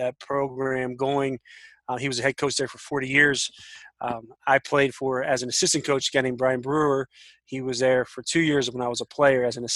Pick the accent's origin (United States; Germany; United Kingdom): United States; Washington, Pennsylvania; moved away as an adult; also born or lived in Marietta, Ohio; now in Granville, United States; I grew up in Pittsburgh, Pennsylvania, just south of a little town called Washington, PA